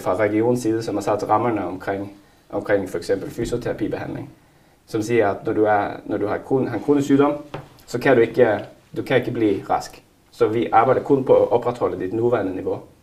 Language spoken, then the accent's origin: Danish; Narvik, Nordland, Norway; now in Denmark